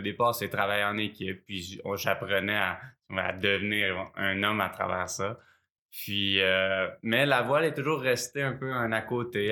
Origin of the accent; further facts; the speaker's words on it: Sherbrooke, Quebec, Canada; j'ai grandi à Sherbrooke dans les cantons de l'Est